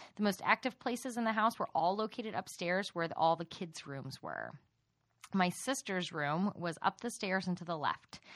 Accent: Texas, United States; accent: Texas; we're from Texas

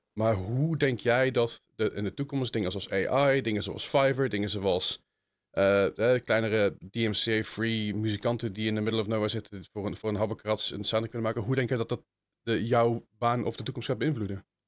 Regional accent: Netherlands

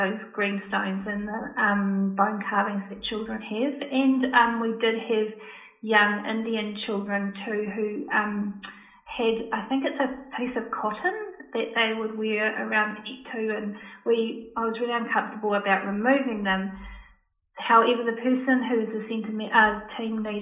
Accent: New Zealand; I'm Māori myself

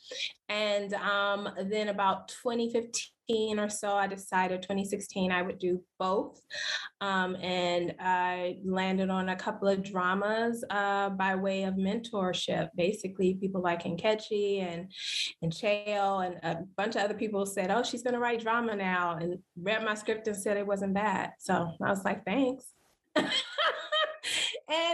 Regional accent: Los Angeles, California, United States; I am actually an LA native

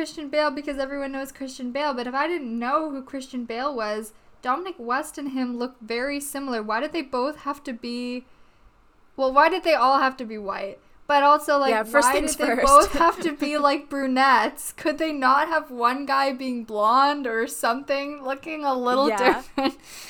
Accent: Vancouver, British Columbia, Canada; I think people should know we live in Vancouver. We're from Vancouver, Canada.

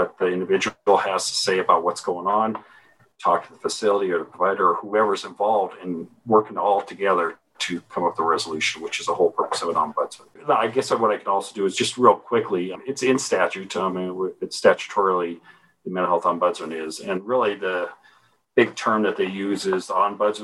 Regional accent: Helena, Montana, United States; I was born and raised in Montana, in Helena.

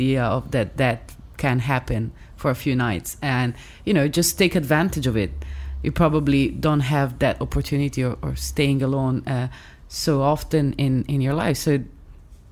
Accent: Milan, Lombardy, Italy; accent: Italian; English is a second language; from Milan

